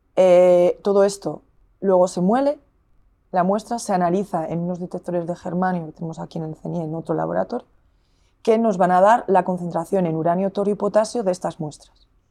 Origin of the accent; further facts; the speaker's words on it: Zaragoza, Aragon, Spain; now in Burgos, Spain; yo soy de Zaragoza